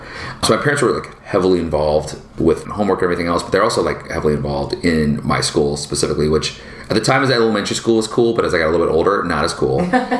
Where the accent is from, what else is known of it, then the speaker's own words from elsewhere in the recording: Seattle, Washington, United States; From a culture perspective, my mom, you know, and dad being in the Northwest, like, we grew up in Seattle, and at the time technology was booming, Microsoft and Amazon was coming up.